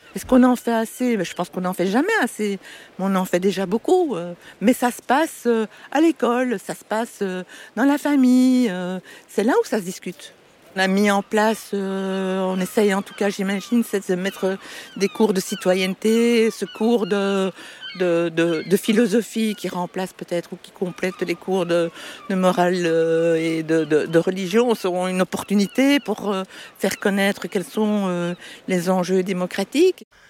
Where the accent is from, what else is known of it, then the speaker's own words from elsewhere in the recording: Brussels, Brussels-Capital Region, Belgium; je suis bruxelloise